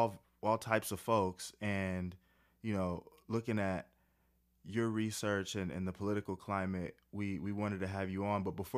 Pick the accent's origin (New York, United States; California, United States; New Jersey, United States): California, United States; Oceanside; also born or lived in Camp Pendleton; I grew up in Oceanside.